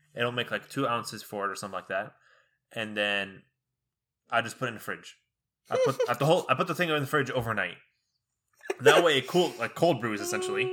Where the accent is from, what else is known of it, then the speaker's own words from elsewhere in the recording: Egypt; now in Texas, United States; growing up in Egypt